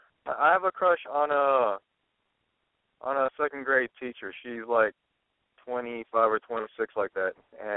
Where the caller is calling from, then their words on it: Oakland, San Francisco area, California, United States; I'm in my 30s. I'm calling from like the Oakland, San Francisco area.